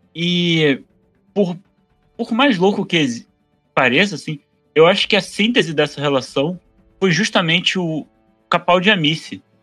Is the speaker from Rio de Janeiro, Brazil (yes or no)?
yes; Rio de Janeiro, Brazil; eu sou do Rio